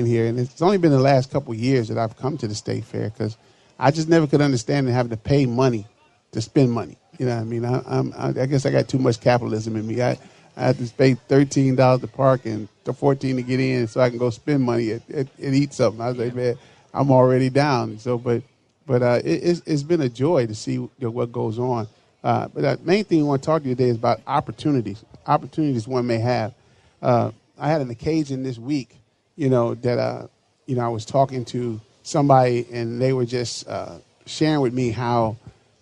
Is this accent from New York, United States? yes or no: no; Chicago, Illinois, United States; now in Minneapolis, United States; my hometown of Chicago